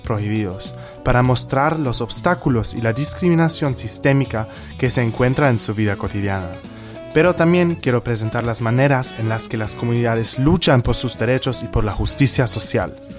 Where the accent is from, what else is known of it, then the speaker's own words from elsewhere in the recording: Germany; moved away; soy de Alemania